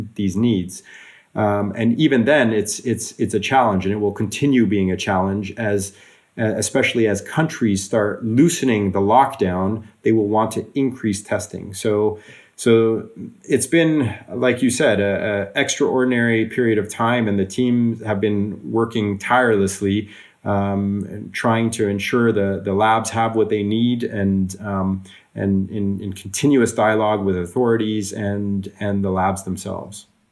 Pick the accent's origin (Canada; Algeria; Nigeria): Canada; also born or lived in Switzerland / Russia / Australia / California; now in Norway; I also grew up in, in Canada.